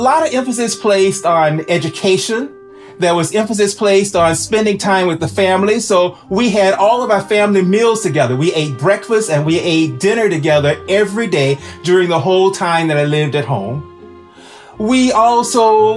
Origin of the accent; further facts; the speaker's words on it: Houston, Texas, United States; now in Boston, United States; I grew up in Houston, Texas